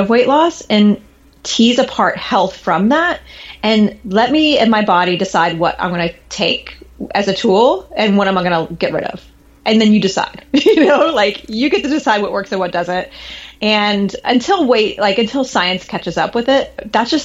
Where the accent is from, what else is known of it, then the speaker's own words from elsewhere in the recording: Midwest, United States; I grew up in the Midwest where tornado alarms happened every Monday at noon